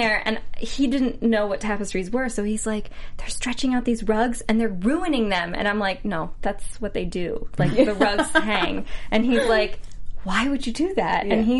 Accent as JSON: {"language": "English", "country": "United States", "said": "I'm an American"}